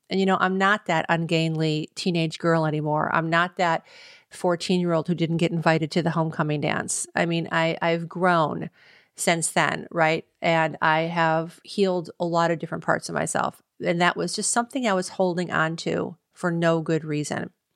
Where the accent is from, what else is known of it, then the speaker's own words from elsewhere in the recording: Cleveland, Ohio, United States; We got married in Cleveland, Ohio, my hometown